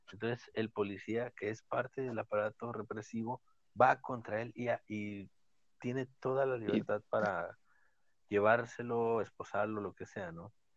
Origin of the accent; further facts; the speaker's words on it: Mexico; nosotros somos de México